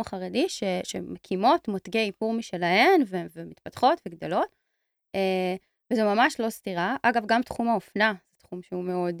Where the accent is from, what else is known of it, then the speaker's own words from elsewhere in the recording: Tel Aviv, Tel Aviv District, Israel; אני תל אביבית